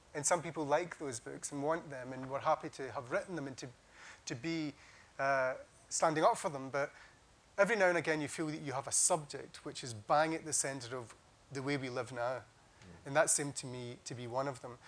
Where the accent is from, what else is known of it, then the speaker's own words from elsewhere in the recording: Scotland, United Kingdom; growing up in Scotland at school